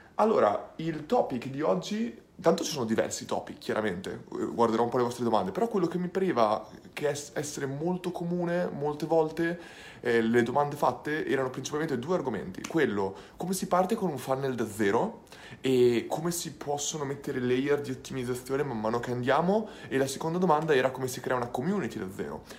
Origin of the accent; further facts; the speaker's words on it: Ferrara, Emilia-Romagna, Italy; sono di Ferrara, quindi starò principalmente a Ferrara